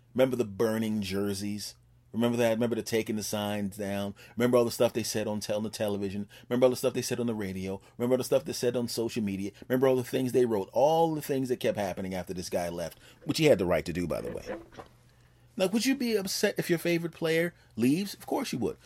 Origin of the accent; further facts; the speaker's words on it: Philadelphia, Pennsylvania, United States; moved away; my hometown team back in Philadelphia